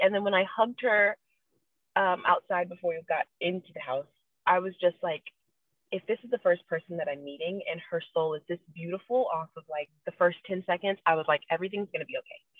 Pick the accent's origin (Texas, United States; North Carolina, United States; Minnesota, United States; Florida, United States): Florida, United States; Eatonville; I was born and raised in Eatonville, Florida